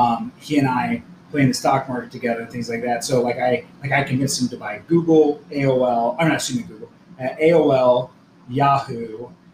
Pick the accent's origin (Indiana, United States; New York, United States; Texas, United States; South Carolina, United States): Indiana, United States; Newburgh; I'm from this area. I'm from Newburg, actually.